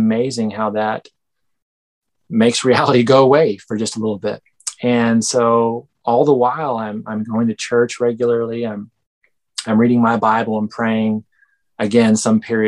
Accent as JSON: {"language": "English", "town": "Benbrook", "region": "Texas", "country": "United States", "said": "I am from Benbrook, Texas, which is right next to Fort Worth, there next to Dallas."}